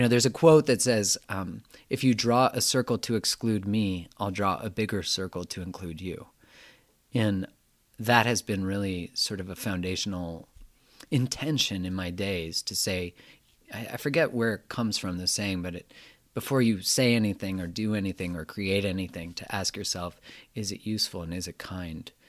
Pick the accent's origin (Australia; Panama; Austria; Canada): Canada; I'm from Canada